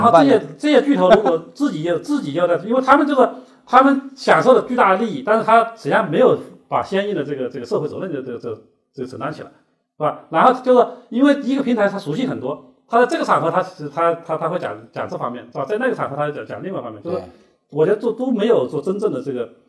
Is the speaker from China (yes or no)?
yes; China; 我们中国人